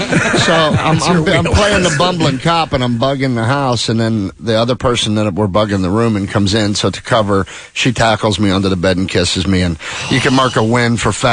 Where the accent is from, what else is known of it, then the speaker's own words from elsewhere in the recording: Pennsylvania, United States; accent: Pennsylvania; moved away; You can tell Pennsylvania no matter where you're at. I'm Pittsburgh, Philly, anywhere in between. We have that accent.